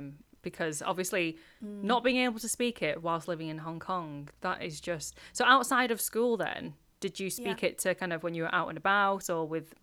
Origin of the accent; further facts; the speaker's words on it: England, United Kingdom; first language Cantonese; English is a second language; I can speak Cantonese to like a very colloquial level. And it was definitely my mother tongue too, but growing up in England, it was obviously like English just overtook.